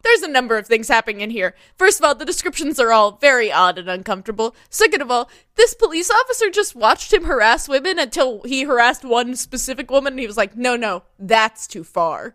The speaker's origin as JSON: {"language": "English", "country": "United States", "tie": "born or raised there", "said": "I grew up near Kentucky"}